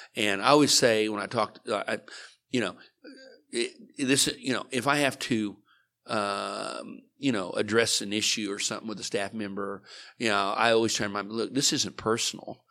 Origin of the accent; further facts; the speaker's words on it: Liberal, Kansas, United States; now in Oklahoma, United States; I grew up in Liberal, Kansas